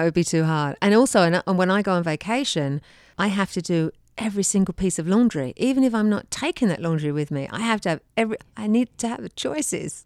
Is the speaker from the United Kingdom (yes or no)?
yes; England, United Kingdom; moved away; I came from England. I did not have a dishwasher growing up